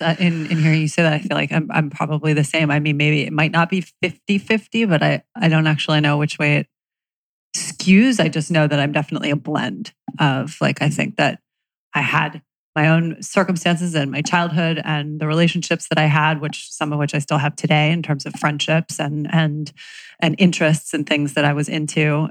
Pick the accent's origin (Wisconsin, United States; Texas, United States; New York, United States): New York, United States; New York City; I was 96th at Central Park West